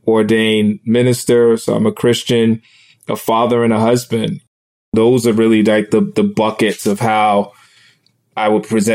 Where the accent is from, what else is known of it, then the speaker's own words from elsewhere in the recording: New York City, New York, United States; I grew up in Brooklyn, New York